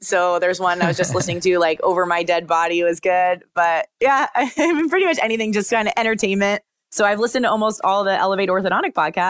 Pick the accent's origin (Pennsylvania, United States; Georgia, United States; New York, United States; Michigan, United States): Pennsylvania, United States; They're such awesome little travelers because I'm from Pennsylvania.